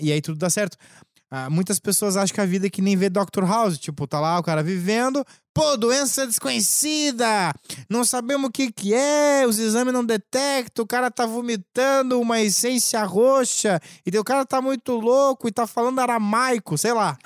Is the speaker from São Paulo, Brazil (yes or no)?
no; Lages, Santa Catarina, Brazil; accent: gaúcho; lá em Lages, eu sou de Lages